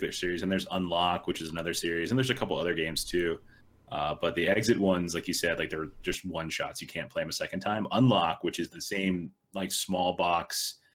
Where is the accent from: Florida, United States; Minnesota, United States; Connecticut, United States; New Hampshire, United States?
Florida, United States; now in Arizona, United States; I'm from Florida, and I live in Arizona